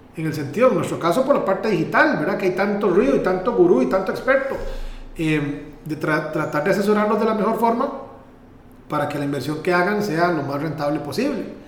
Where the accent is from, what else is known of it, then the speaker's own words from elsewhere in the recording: Pérez Zeledón, San José, Costa Rica; el lugar donde vivo, el lugar donde nací, de donde es mi mamá, de, de donde crecí